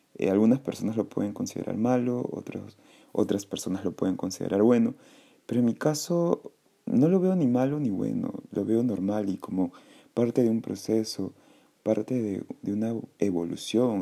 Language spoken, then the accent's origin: Spanish; Callao, Peru; soy peruano, nací en el Callao